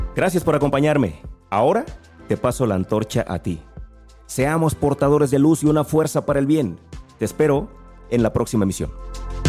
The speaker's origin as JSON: {"language": "Spanish", "region": "Guerrero", "country": "Mexico", "tie": "born or raised there", "said": "yo soy mexicano, nací en México. Eso no lo puedo cambiar. Nací en Guerrero"}